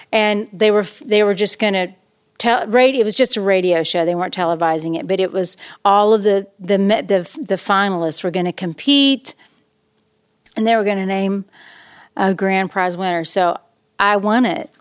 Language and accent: English; East Tennessee, United States; also born or lived in Knoxville, Tennessee / Nashville, Tennessee; I grew up in East Tennessee